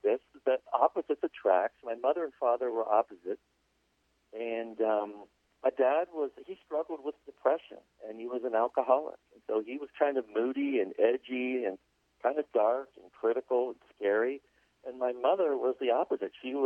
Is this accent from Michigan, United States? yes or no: no; Los Angeles, California, United States; also born or lived in Pittsburgh, Pennsylvania; we grew up, split our time between Pittsburgh, Pennsylvania, and Los Angeles, California